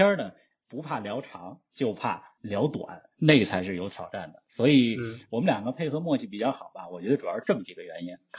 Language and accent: Chinese; Beijing, China; 我们两个呢都在北京长大。